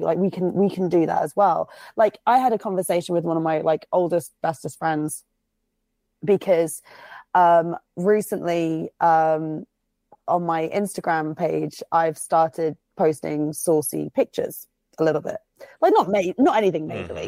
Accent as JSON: {"language": "English", "country": "United Kingdom", "said": "I'm fucking British"}